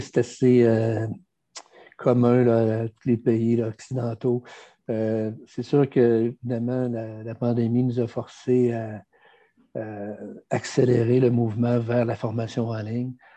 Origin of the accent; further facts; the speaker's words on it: Quebec, Canada; On est des Français euh, américanisés.